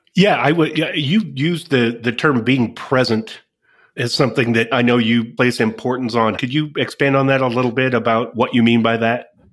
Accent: Midwest, United States; we're both from the Midwest

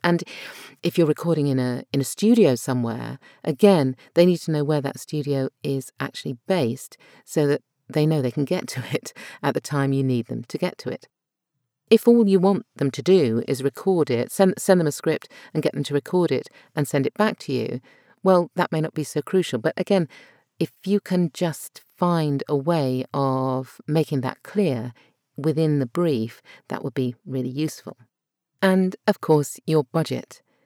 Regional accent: United Kingdom; accent: British RP; My natural accent is British R P

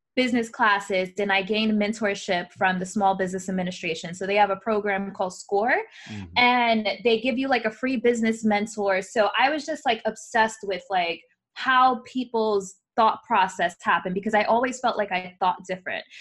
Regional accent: New York City, New York, United States; I was born in the Bronx, New York

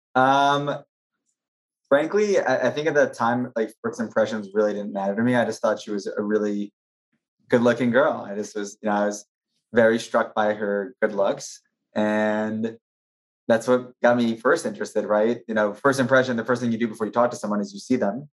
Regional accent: New Jersey, United States; moved away as an adult; also born or lived in Maryland; now in New York, United States; born and raised in New Jersey.

